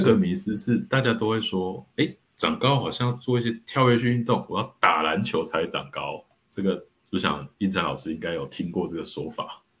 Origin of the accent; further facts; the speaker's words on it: Taiwan; 其实整体的我们台湾人